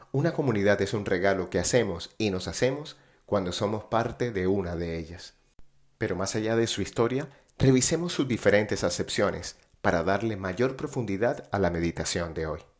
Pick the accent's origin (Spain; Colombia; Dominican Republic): Colombia; born there; en muchos lugares de Latinoamérica, en especial Colombia, mi país natal.